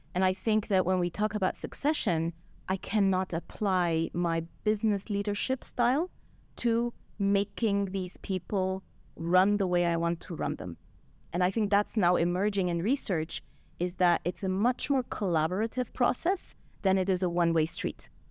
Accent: Switzerland; moved away; I grew up in Switzerland

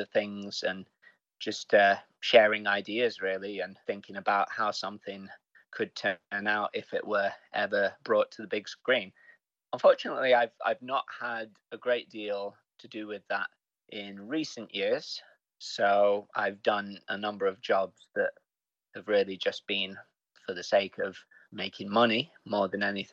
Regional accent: Sheffield, Yorkshire and the Humber, United Kingdom; and I'm also from Sheffield originally

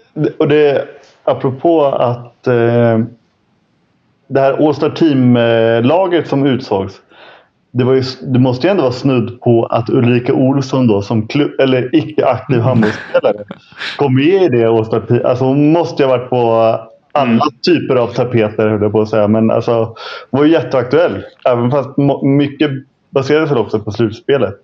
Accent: Stockholm, Stockholm County, Sweden; vet ju jag som, som stockholmare

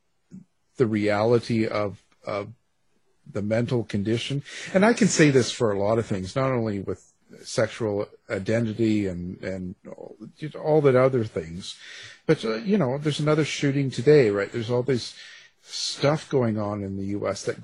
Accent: Canada; I'm Canadian.

